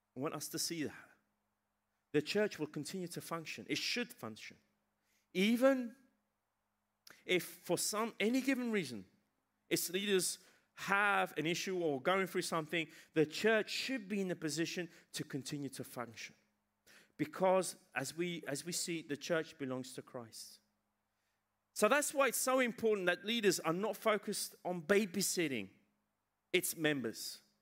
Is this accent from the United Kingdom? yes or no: yes; England, United Kingdom; moved away; I was raised in England